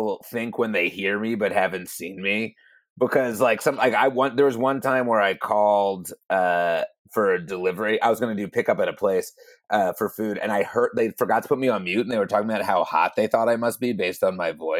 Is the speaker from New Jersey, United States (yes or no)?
yes; New Jersey, United States; now in Los Angeles, United States; because I'm from New Jersey